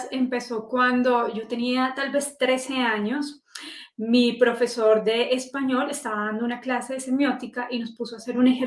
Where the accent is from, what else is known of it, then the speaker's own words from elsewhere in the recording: Manizales, Caldas, Colombia; moved away as an adult; now in Bogotá, Colombia; Yo soy de la región cafetera de Colombia, de Manizales. Ahí viví hasta los 21 años, me gradué de la Universidad Nacional, fui a, colegio público, a universidad pública y luego vengo a, Bogotá a estudia